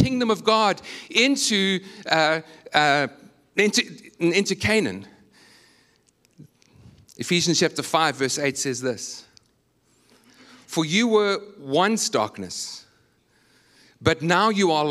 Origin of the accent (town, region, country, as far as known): South Africa; moved away as an adult; now in United States